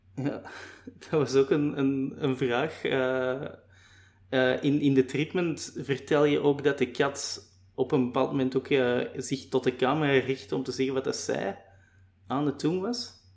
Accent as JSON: {"language": "Dutch", "area": "Limburg", "region": "Flanders", "country": "Belgium", "said": "Ik ben zelf eerder afkomstig van Limburg"}